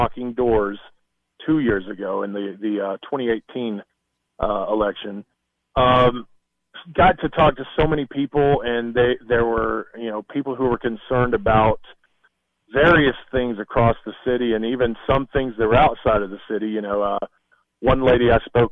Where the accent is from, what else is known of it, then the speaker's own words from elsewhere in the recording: Algood, Tennessee, United States; I grew up in Allgood, you know, went to Allgood School